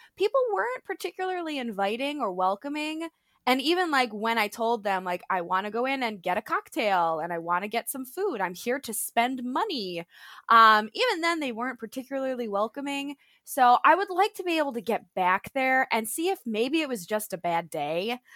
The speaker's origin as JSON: {"language": "English", "town": "Buffalo", "region": "New York", "country": "United States", "tie": "born or raised there", "moved": "as an adult", "said": "I was born and raised in Buffalo, New York"}